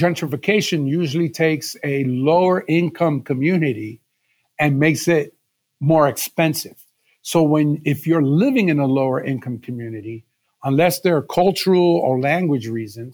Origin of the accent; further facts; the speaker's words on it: New York City, New York, United States; now in Philadelphia, United States; I was born and raised in New York City in what is today called Spanish Harlem